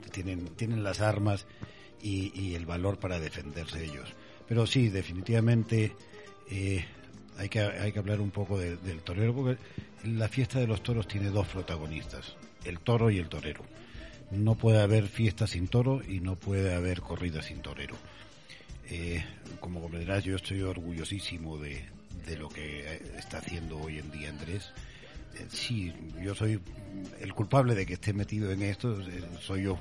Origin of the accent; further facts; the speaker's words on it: Andes, Peru; Yo vengo del Perú, en los Andes, que, que, hay corridas de toros